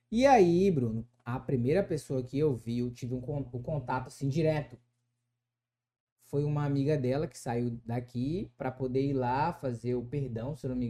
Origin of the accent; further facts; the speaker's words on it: Pará, Brazil; moved away as an adult; now in United States; eu venho lá do estado do Pará. É um estado muito grande